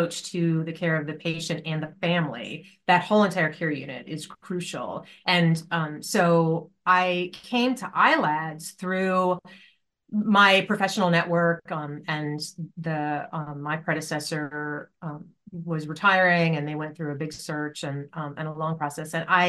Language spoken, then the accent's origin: English; Poughkeepsie, New York, United States; I grew up in upstate New York. I'm from Poughkeepsie